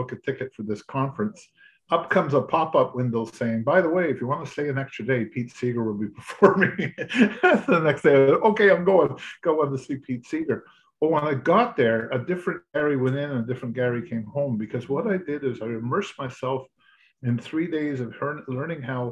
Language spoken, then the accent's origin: English; Quebec, Canada; moved away as an adult; now in Ontario, Canada; I was born and raised in Quebec, and I came to Ontario to get an education, met my wife-to-be, and never went back to Quebec